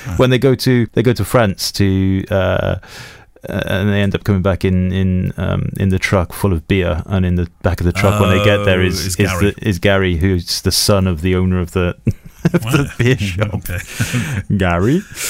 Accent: Welsh, Wales, United Kingdom; because we are Welsh

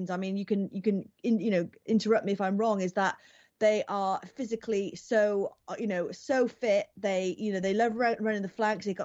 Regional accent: Welsh, Wales, United Kingdom; we have to learn as Welsh people

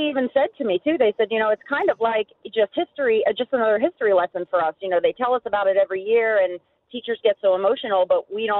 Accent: Maryland, United States; now in Ohio, United States; I teach in Ohio now, but I'm from Maryland.

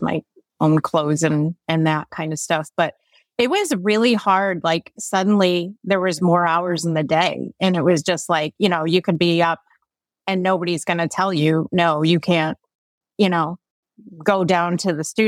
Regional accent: Connecticut, United States; I'm from Connecticut originally

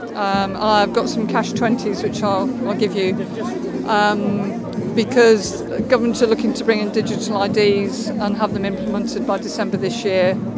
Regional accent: Stowmarket, East of England, United Kingdom; From Stowmarket in Suffolk

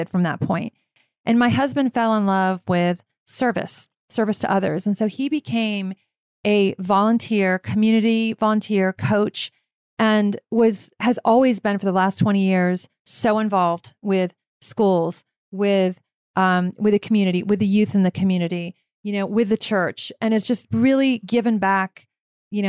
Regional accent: Virginia, United States; I grew up in Virginia

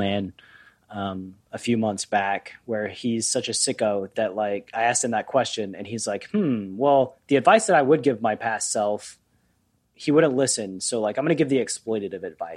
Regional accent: East Coast, United States; I'm from the East Coast, and there's a 3-hour time difference

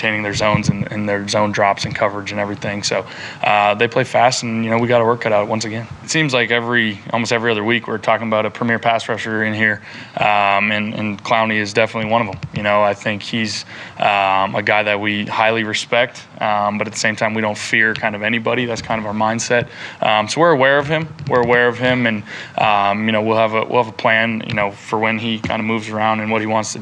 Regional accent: Raleigh, North Carolina, United States; I was born in Raleigh

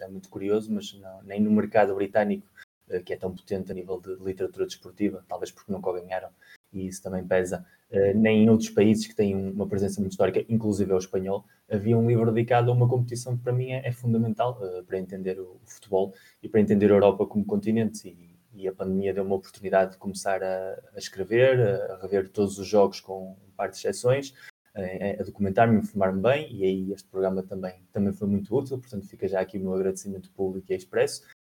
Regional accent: Portugal; moved away; eu que sou português e vivo no estrangeiro

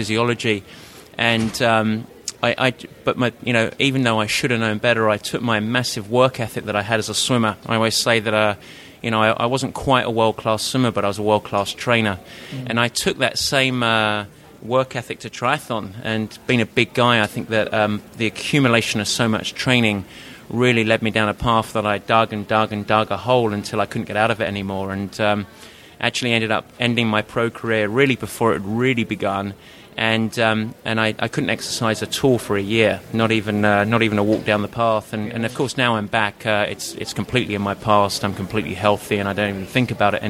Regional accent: United Kingdom; accent: Pommy; moved away as an adult; now in San Francisco, United States; I'm based in San Francisco, actually, but obviously not from the States. I grew up just outside of London

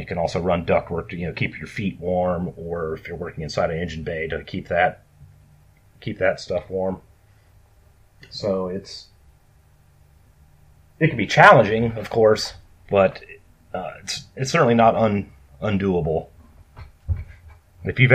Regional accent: rural Minnesota, United States; I grew up on a farm in rural Minnesota

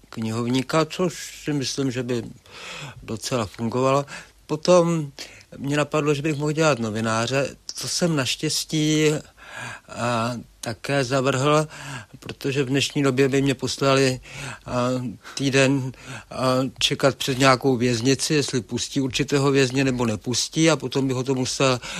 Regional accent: Karlovy Vary, Karlovy Vary Region, Czechia; Rozhodně, rozhodně ty Karlovy Vary jsou přívětivé místo a, a kdo si výstěžně poznamená, že je to nejmenší velkoměsto na světě.

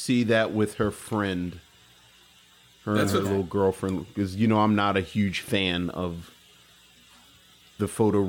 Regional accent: Woodlawn, Maryland, United States; I'm from Woodlawn.

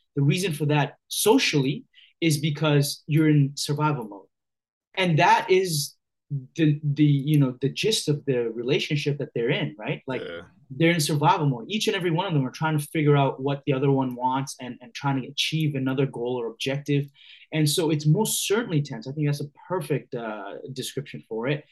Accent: Hamilton, Ontario, Canada; I grew up in Hamilton, Ontario, which is about 45 minutes southwest of Toronto

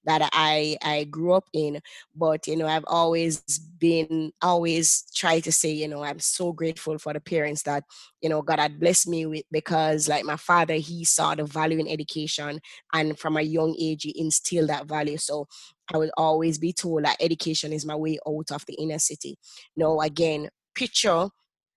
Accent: Jamaica; I currently live in Jamaica and I grew up in Jamaica.

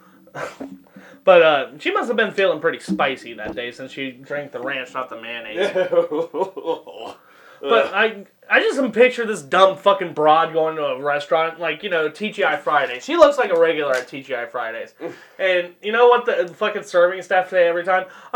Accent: Ohio, United States; moved away; We're from Ohio, the Ohio area. I can't say I'm from Ohio and I don't live here anymore.

